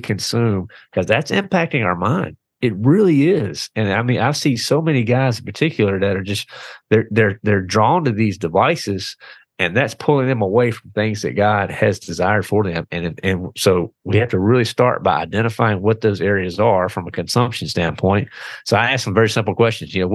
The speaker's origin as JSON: {"language": "English", "region": "the South", "country": "United States", "tie": "born or raised there", "said": "born and raised in the South."}